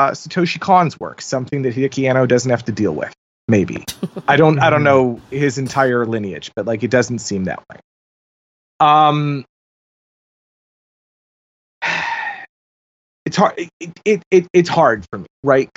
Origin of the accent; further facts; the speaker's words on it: United States; also born or lived in Brazil (family heritage); I never feel more profoundly American